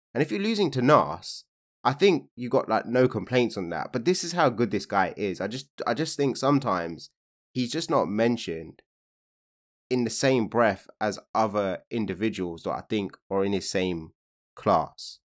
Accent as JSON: {"language": "English", "town": "Hounslow", "region": "London", "country": "United Kingdom", "said": "I'm from Hounslow"}